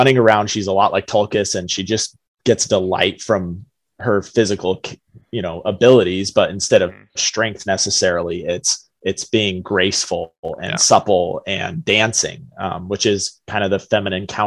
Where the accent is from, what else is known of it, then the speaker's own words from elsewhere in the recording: Colorado, United States; now in Michigan, United States; growing up in Colorado